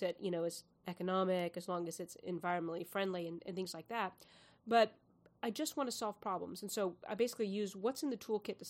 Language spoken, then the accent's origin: English; Houston, Texas, United States; also born or lived in San Antonio, Texas; I grew up in Houston, Houston and San Antonio, and it's really hot there